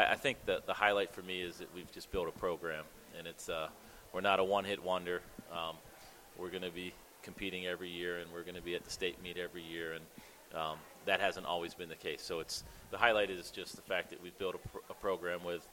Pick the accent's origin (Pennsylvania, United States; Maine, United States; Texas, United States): Pennsylvania, United States; Pittsburgh; now in Perrysburg, United States; I grew up in Pittsburgh, which is a very hilly area